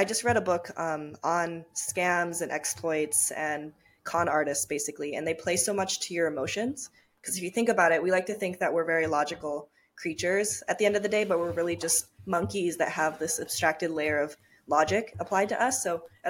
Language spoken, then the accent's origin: English; Tokyo, Japan; also born or lived in Minnesota; Yeah, so I was born and raised in Tokyo, Japan. And I grew up between Japan and Minnesota, funny enough. And so I went back and forth, half Japanese.